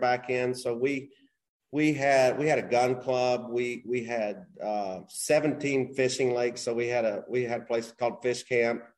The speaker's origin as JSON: {"language": "English", "town": "Knoxville", "region": "Tennessee", "country": "United States", "tie": "born or raised there", "also_born_or_lived": "Hilton Head, South Carolina / West Palm Beach, Florida / Houston, Texas", "moved": "as an adult", "lives_now": "Incline Village, United States", "said": "I grew up in Tennessee, Knoxville, Tennessee."}